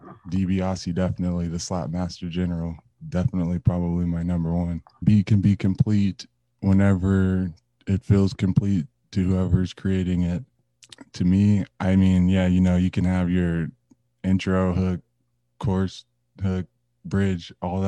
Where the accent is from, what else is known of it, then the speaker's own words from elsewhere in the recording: Tulsa, Oklahoma, United States; now in Santa Fe, United States; I'm from Tulsa, Oklahoma, residing in Santa Fe, New Mexico.